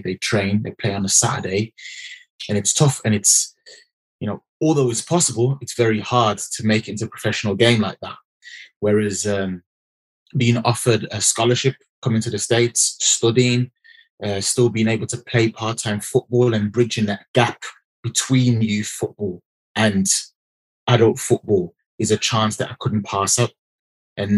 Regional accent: Birmingham, West Midlands, United Kingdom; Birmingham, UK, that's where I'm from.

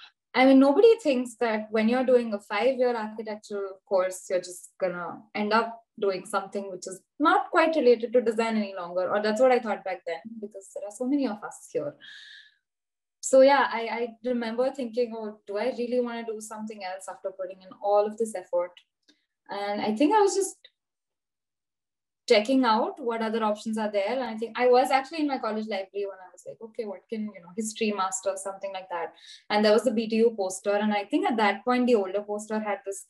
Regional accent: Mumbai, Maharashtra, India; moved away as an adult; now in Cottbus, Germany; I'm from Mumbai, I kind of grew up in a place which is very similar to Cottbus.

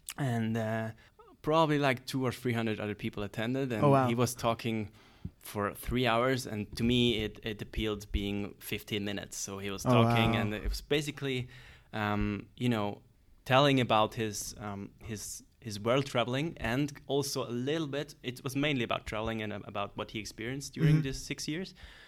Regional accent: Kloten, Zurich, Switzerland; English is a second language; I grew up in Kloten, which is actually where Zurich Airport is located.

